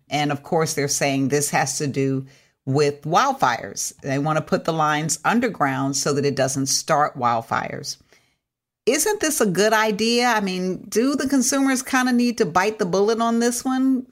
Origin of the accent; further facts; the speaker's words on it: California, United States; as a Californian